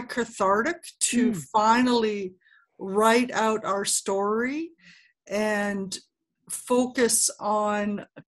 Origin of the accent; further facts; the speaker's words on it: Canada; I am Canadian